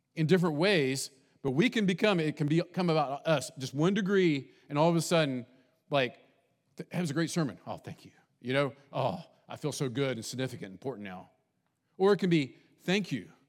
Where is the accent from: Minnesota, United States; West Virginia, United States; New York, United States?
West Virginia, United States; also born or lived in Texas; now in Bainbridge, United States; I grew up in West Virginia, semi-south, but not fully south, and in Texas, kind of its own thing when we lived there